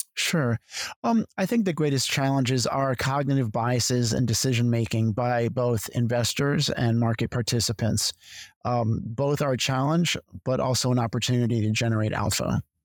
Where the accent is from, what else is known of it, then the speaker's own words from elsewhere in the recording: Connecticut, United States; moved away as an adult; also born or lived in Philadelphia / New York; I'm originally from Connecticut